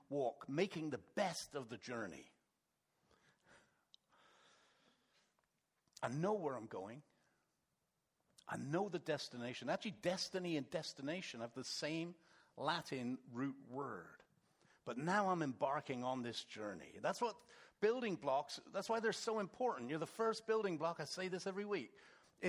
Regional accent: England, United Kingdom; moved away; We're English

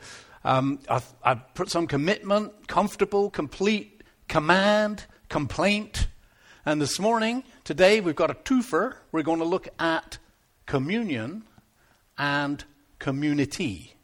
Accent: Devon, South West England, United Kingdom; now in Canada; I am from Devon

